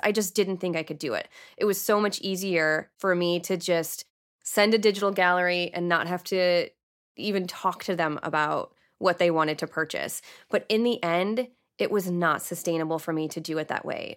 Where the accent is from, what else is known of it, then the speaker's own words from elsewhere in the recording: Canton, Michigan, United States; also born or lived in Plymouth, Michigan / Austin, Texas; I lived half my life, well, half my childhood in Canton and half my childhood in Plymouth.